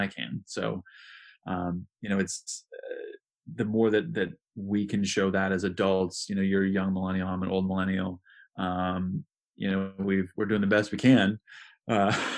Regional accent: Midwest, United States; I grew up here in the Midwest

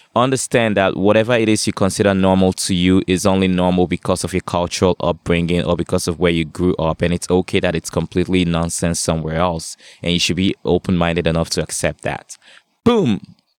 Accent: Nigeria; now in Canada; I grew up in Nigeria

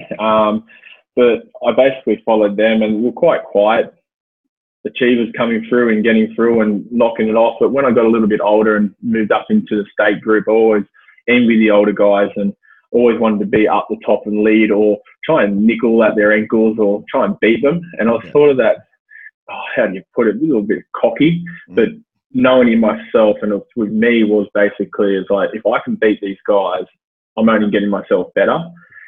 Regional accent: Blacktown, New South Wales, Australia; I've gone back to my old stomping ground where I grew up in Blacktown

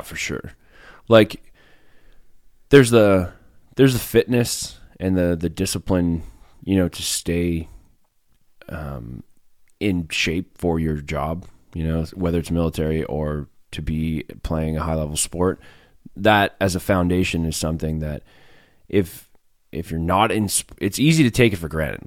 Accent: Fishing Lake Métis Settlement, Alberta, Canada; moved away as an adult; I'm from Alberta. I grew up in the middle of nowhere, a little Métis settlement called Fishing Lake Métis settlement.

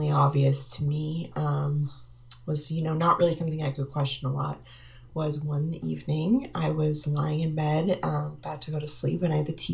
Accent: Marlborough, Massachusetts, United States; I'm originally from Marlborough, Massachusetts

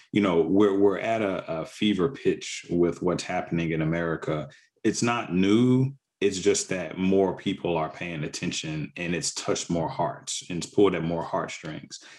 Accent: the South, United States; also born or lived in Mississippi / Arkansas; I grew up in the South in Mississippi and Arkansas, predominantly Black communities

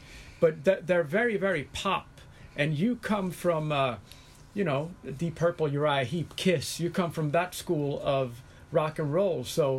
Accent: Sweden; English is a second language; my native Sweden

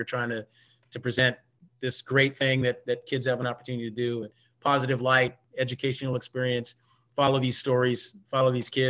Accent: Long Beach, California, United States; born or raised there

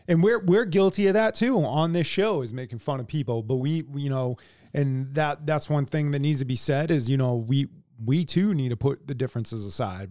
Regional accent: United States; we're we're all American

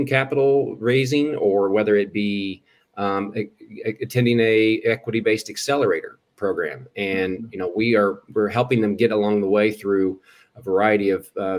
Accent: Eastern Hancock County, Indiana, United States; I grew up in Eastern Hancock County. We lived in that area for most of my life

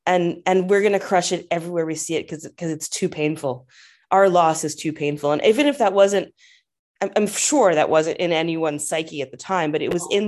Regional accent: United States; moved away as an adult; also born or lived in Africa; now in England; as an American who'd spent, you know, 15 years living and working and living in Africa

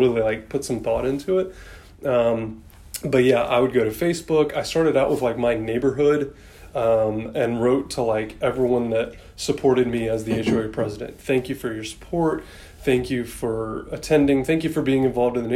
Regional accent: Atlanta, Georgia, United States; also born or lived in Sandy Springs, Georgia; we've only lived in this area for 8 years, but I was born and raised in Atlanta

